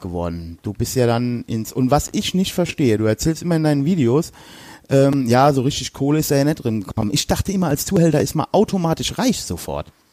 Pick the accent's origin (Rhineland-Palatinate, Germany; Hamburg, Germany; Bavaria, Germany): Rhineland-Palatinate, Germany; Westerwald; ich komme ja aus dem Westerwald, also, ähm, das ist hier zwischen Köln und Frankfurt